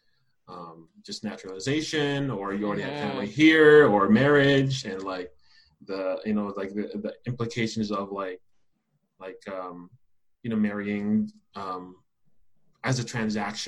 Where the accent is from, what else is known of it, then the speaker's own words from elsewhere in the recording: Philippines; now in Las Vegas, United States; I'm from the Philippines, moved here 2001.